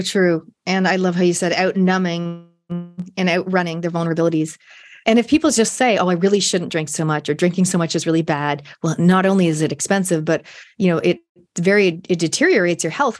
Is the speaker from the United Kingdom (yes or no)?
no; Canada; moved away as an adult; now in New Zealand; I grew up in Canada. I spent my univers-, high school, university years in Canada.